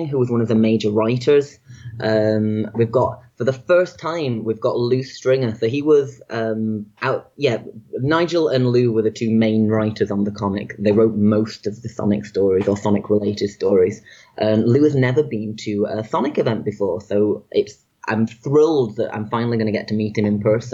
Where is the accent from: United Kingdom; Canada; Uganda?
United Kingdom; Manchester, North West England; my hometown of Manchester in the UK